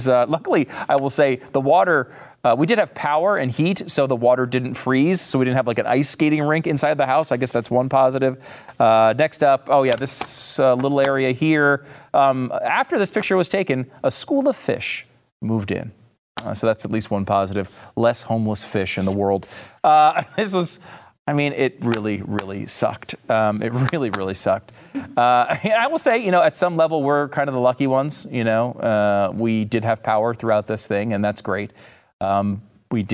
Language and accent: English; Northeast, United States; now in Texas, United States; I will say, and I have to admit, I'm from the Northeast. If I still lived up there, I would be mocking this relentlessly.